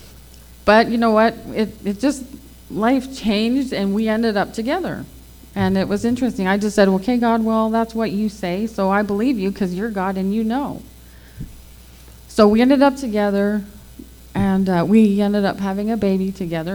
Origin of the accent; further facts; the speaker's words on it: Fort McMurray, Alberta, Canada; also born or lived in Selkirk, Manitoba; I was born in Selkirk, Manitoba, but I was raised in Fort McMurray, Alberta.